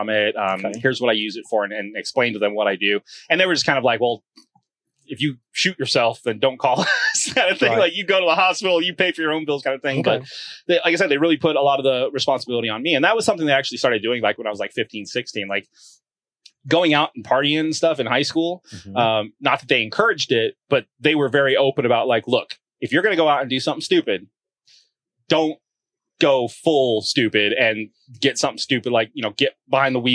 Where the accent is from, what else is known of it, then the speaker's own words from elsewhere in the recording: Las Vegas, Nevada, United States; moved away as an adult; Nevada, I was born and raised in Las Vegas